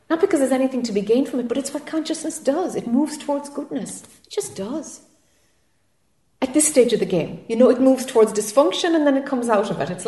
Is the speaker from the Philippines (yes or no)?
no; Ireland; now in United States; I'm Irish and I'm living in friggin' Florida.